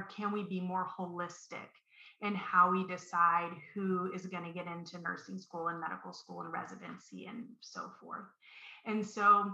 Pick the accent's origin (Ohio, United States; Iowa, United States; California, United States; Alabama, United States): Ohio, United States; Columbus; when I was a high school student, I'm from Columbus, Ohio, and I went to a academic specialty school